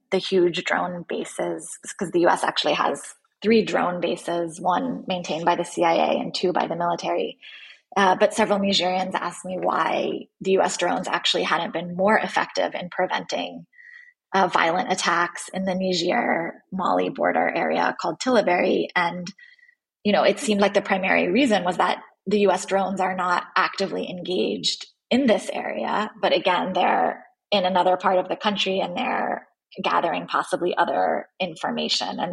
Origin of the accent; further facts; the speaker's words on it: United States; as an American journalist who was there reporting